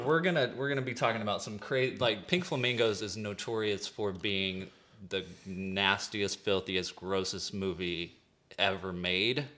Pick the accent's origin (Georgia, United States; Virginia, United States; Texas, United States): Texas, United States; East; from East Texas